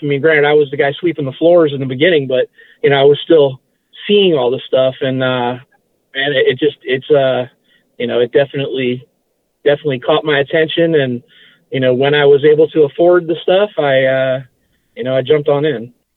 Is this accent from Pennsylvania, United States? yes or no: no; West Palm Beach, Florida, United States; also born or lived in Massachusetts; I've lived in, in, uh, West Palm Beach, you know, Palm Beach County my, my whole life.